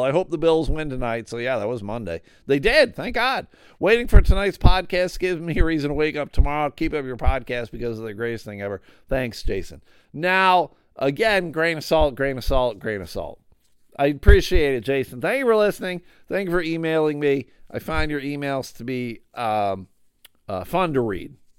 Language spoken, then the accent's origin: English; Buffalo, New York, United States; moved away as an adult; also born or lived in Pittsfield, Massachusetts; now in Grand Rapids, United States; I grew up in Buffalo, I lived in Buffalo for, like, twenty-five years